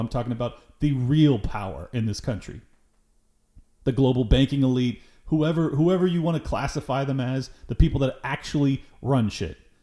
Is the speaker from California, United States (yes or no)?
yes; Southern California, United States; I am born and raised in Southern California